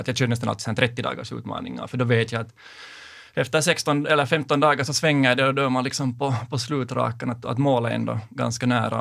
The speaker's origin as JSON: {"language": "Swedish", "town": "Sipoo", "region": "Uusimaa", "country": "Finland", "tie": "born or raised there", "lives_now": "Helsinki, Finland", "said": "jag är uppvuxen i Sibbo, bor nu i Helsingfors"}